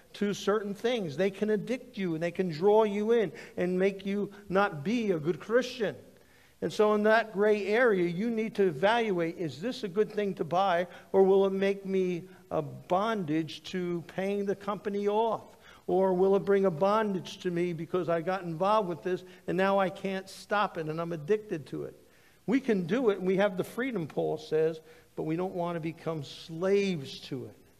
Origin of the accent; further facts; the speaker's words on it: United States; growing up in the United States, I had a great history teacher